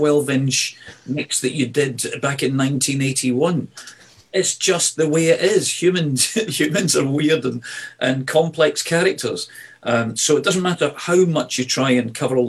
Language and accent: English; Glasgow, Scotland, United Kingdom; moved away; Glasgow, you know, my hometown. I don't live in Glasgow anymore, but my hometown where I was born and brought up is a beautiful, rough and ready city